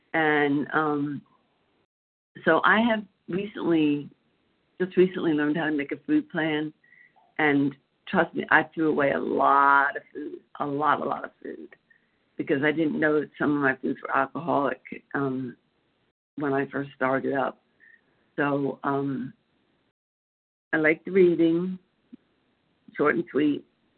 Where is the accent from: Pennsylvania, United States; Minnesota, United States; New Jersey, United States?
Pennsylvania, United States; Philadelphia; I'm from Pennsylvania, Philadelphia, actually, and I'm not sure I ever shared this meeting before.